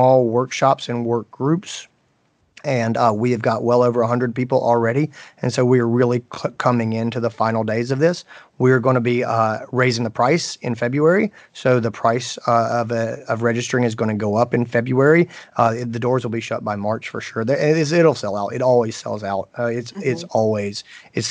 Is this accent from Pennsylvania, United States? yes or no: no; Greenville, South Carolina, United States; here in my hometown of Greenville, South Carolina